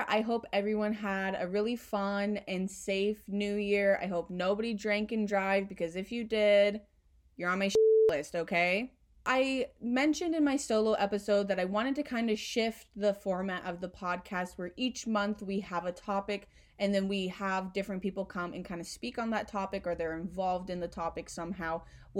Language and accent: English; Midwest, United States; I'm from the Midwest